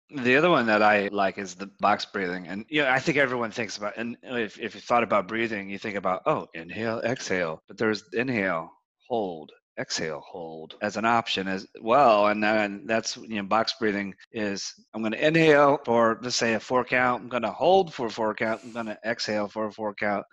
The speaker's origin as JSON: {"language": "English", "country": "United States", "tie": "born or raised there", "said": "growing up in the United States"}